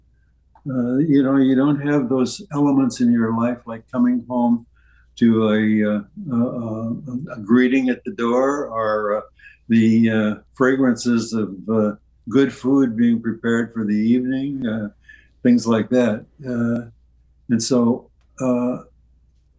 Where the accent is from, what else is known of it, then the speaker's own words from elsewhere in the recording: St. Charles, Missouri, United States; moved away; my birthplace and where I grew up was St. Charles, Missouri, which is across the river